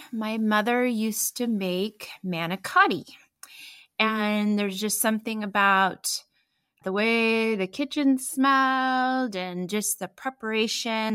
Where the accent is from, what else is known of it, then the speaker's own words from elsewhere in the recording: Newport, Oregon, United States; I was born on the Oregon coast in Newport, Oregon, on the Pacific